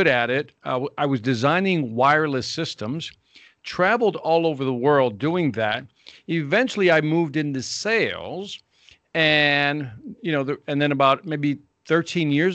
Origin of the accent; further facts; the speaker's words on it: Chicago, Illinois, United States; Born and raised in Chicago, Illinois, here in the United States